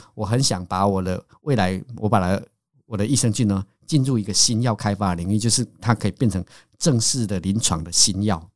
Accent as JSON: {"language": "Chinese", "country": "Taiwan", "said": "我们台湾，因为我是农家子弟"}